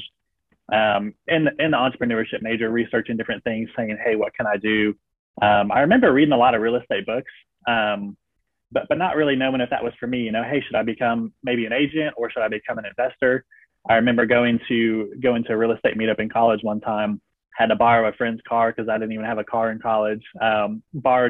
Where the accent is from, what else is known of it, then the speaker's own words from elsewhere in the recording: Cary, North Carolina, United States; moved away as an adult; also born or lived in Alabama; my hometown of Cary, North Carolina